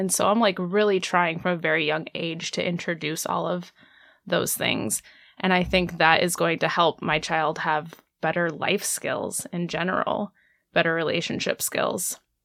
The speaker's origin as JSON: {"language": "English", "region": "Indiana", "country": "United States", "tie": "born or raised there", "said": "I'm from Indiana, and even though the city where I grew up had a decent sex ed program"}